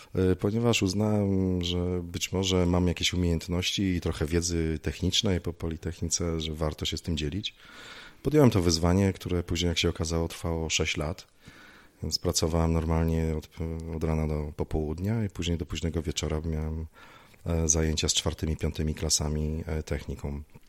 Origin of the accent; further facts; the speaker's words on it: Lublin, Lublin Voivodeship, Poland; also born or lived in Gliwice; wróciłem do rodzinnego Lublina